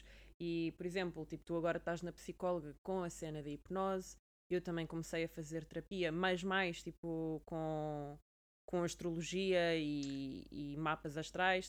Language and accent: Portuguese; Portugal; now in London, United Kingdom; enquanto Tuga